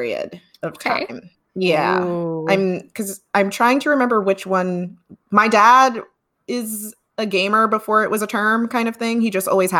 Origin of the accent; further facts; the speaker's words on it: New York City, New York, United States; I am from Brooklyn, New York, born and raised